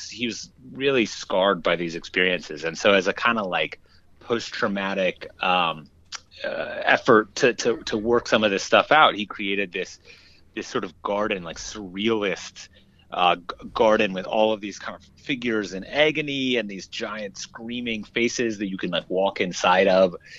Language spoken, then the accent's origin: English; Minneapolis, Minnesota, United States; I grew up in Minneapolis